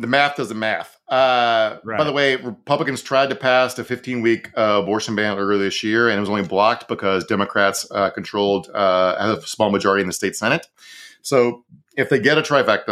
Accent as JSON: {"language": "English", "region": "Virginia", "country": "United States", "tie": "born or raised there", "said": "my home state of Virginia"}